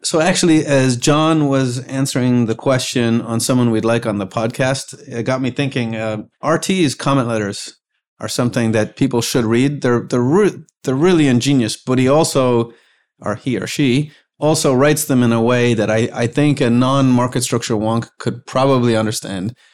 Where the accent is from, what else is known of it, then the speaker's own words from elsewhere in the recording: Ireland; moved away as an adult; now in United States; I was from Ireland